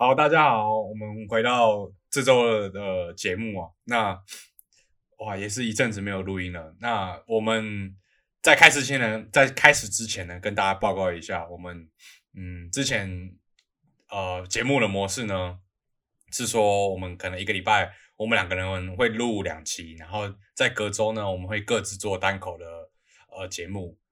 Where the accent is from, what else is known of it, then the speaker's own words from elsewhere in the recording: Taipei, Taiwan; 我们是台北人嘛